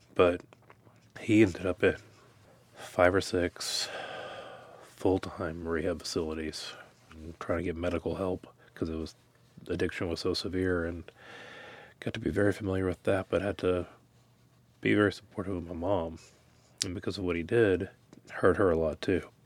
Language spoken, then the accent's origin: English; Dickinson, United States; growing up in Dickinson